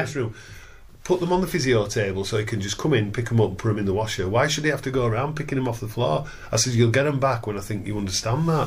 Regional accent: Wakefield, Yorkshire and the Humber, United Kingdom; for Wakefield Trinity. So I signed for my hometown club.

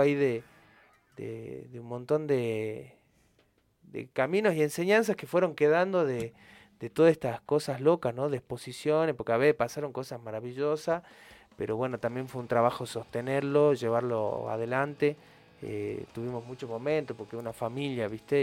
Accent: Argentina

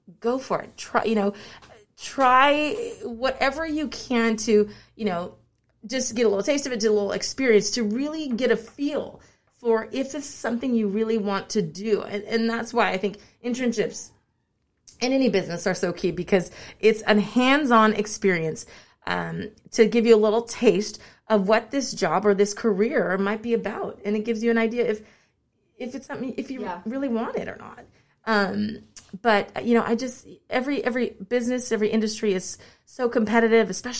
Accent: Sacramento, California, United States; It was always my dream to work here in my hometown. You know, this show, I work for Good Day Sacramento

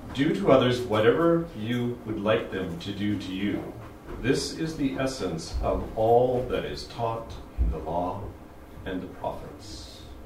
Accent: United States; moved away as an adult; now in Japan; from the U.S., my home country

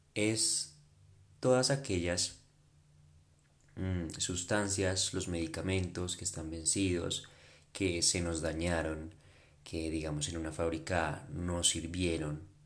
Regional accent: Colombia; also born or lived in Bogotá; mi país, en Colombia.

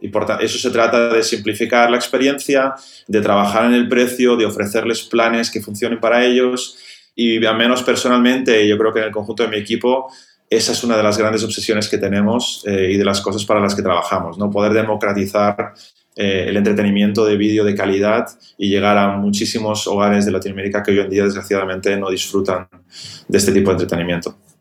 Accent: Barcelona, Catalonia, Spain; yo soy de Barcelona

